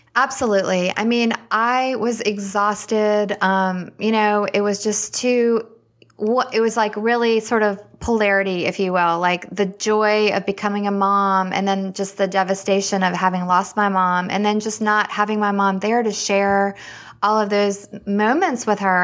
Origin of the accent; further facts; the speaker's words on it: Richmond, Virginia, United States; moved away as an adult; also born or lived in Alabama; now in Winston-Salem, United States; I'm actually from Richmond, Virginia, and that's where I was born and raised, and I went to the University of Alabama